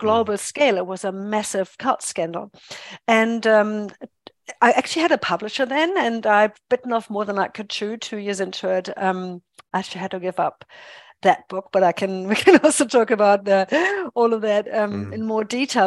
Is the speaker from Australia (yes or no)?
no; Germany; English is a second language; moved away as an adult; also born or lived in England / United States; now in New Zealand; I'm a born and bred German